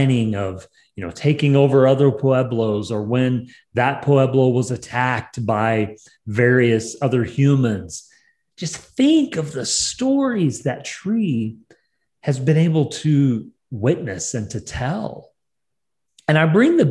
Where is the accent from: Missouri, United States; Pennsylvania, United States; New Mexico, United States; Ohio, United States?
New Mexico, United States; New Mexico is my home state in America.